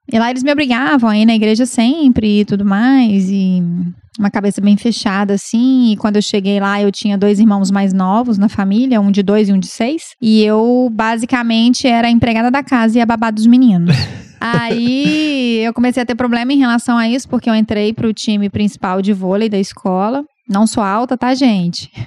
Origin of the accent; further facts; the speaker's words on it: Belo Horizonte, Minas Gerais, Brazil; accent: mineiro; eu sou de BH, sou nascida aqui